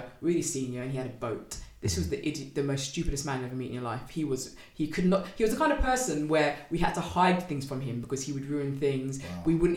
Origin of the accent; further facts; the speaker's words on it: London, United Kingdom; I'm from North London